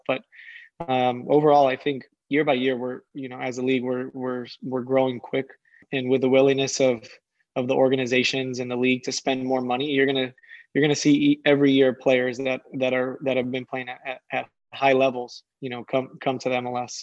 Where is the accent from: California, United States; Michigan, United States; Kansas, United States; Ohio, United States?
California, United States; San Diego; I'm from San Diego